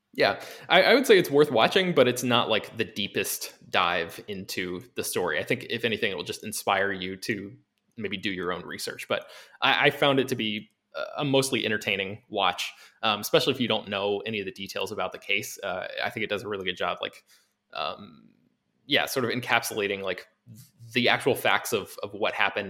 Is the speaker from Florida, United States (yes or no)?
yes; Florida, United States; growing up in Florida